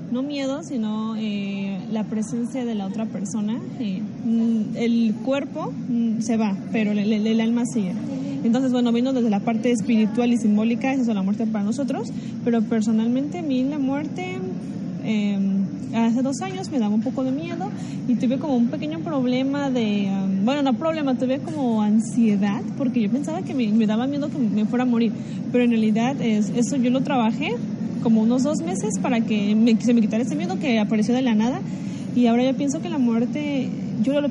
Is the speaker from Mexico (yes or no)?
yes; Mexico; me gusta creer que, algún día también mi foto va a estar en alguna ofrenda, como lo hacemos en mi país, y yo voy a cruzar el, el puente que conecta vivos y muertos